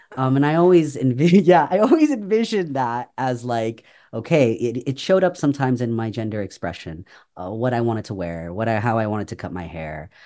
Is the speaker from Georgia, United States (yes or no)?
no; San Francisco Bay Area, California, United States; moved away as an adult; also born or lived in Chicago; I grew up in San Francisco Bay Area.